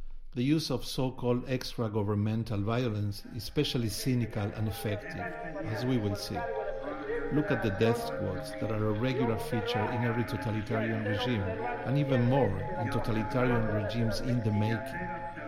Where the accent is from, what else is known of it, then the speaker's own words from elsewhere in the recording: Argentina; growing up in Argentina in the mid-70s